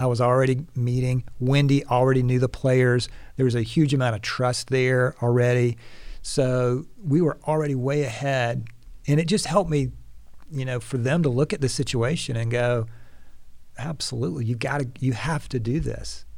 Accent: Atlanta, Georgia, United States; I'm gonna try to keep my yalls to a minimum, but I'm from Atlanta

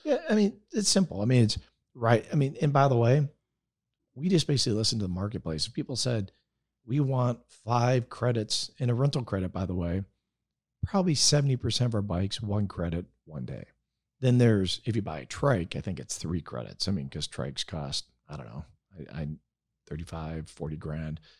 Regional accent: Wisconsin, United States; moved away as an adult; now in California, United States; I'm a I'm a Wisconsin guy. I grew up no helmets.

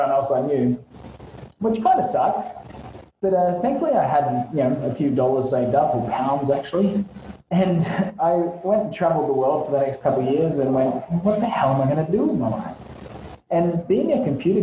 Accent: Australia; moved away as an adult; also born or lived in London / Vietnam; now in Saigon, Vietnam; I'm actually originally from Australia, in the land down under.

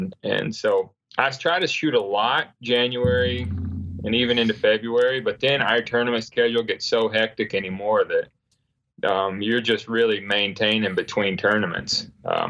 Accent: North Carolina, United States; I grew up in North Carolina where you didn't see any deer

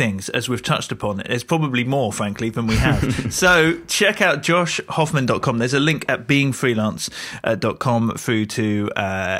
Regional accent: United Kingdom; as a Brit

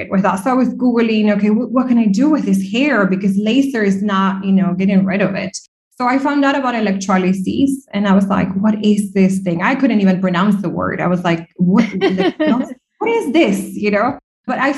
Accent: Argentina; also born or lived in New York / Dublin, Ireland; now in Dubai, United Arab Emirates; I'm originally from Argentina

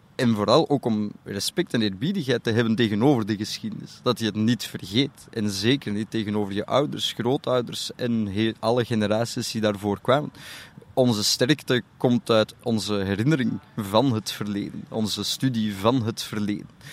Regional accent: Antwerp, Flanders, Belgium; Ik heb in Antwerpen op, een privé Joodse school gezeten tot mijn 13

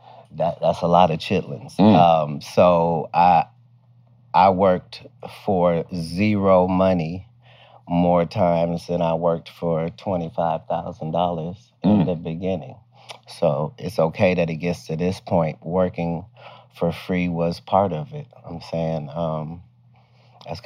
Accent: Dayton, Ohio, United States; moved away; also born or lived in Cincinnati, Ohio / Oklahoma City / Sacramento / Oakland; I was born in Cincinnati. I was raised in Dayton

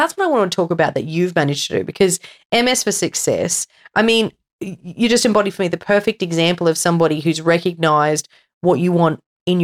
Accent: Australia; Curse away. We're Australian. You're fine.

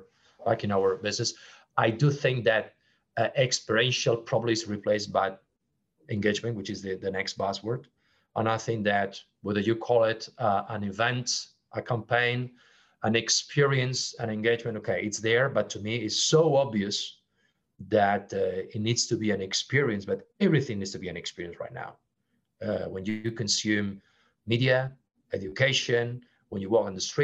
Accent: Barcelona, Catalonia, Spain; English is a second language; moved away as an adult; also born or lived in Geneva / Brazil / Singapore; in Barcelona, my hometown

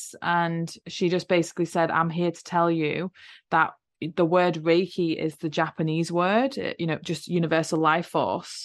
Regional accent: England, United Kingdom; I grew up in England

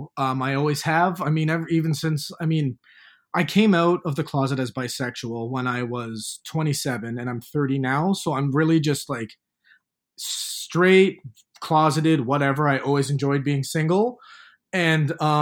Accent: Hamilton, Ontario, Canada; now in Toronto, Canada; when I was back in Hamilton, my hometown, I hated it

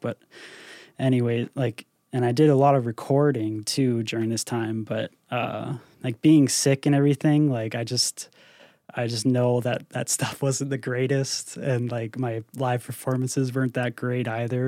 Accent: Northern Ontario, Canada; also born or lived in Toronto; I came back to, to my hometown

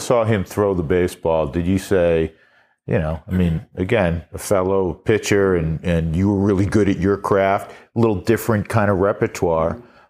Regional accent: New York, United States; I grew up in New York and grew up a Mets fan

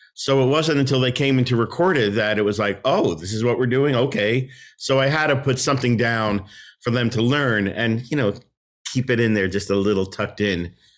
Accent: New Jersey, United States; that's my home state. So maybe they sensed, you know, hometown boy

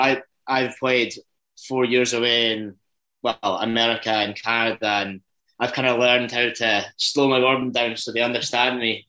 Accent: Dundee, Scotland, United Kingdom; accent: Scottish; I'm from Dundee

